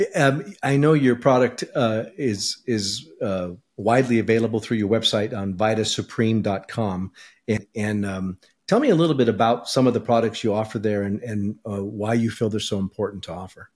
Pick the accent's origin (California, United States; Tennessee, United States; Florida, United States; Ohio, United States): California, United States; moved away as an adult; now in Idaho, United States; we were bo-, both born and raised in California, and we moved here about a year ago as well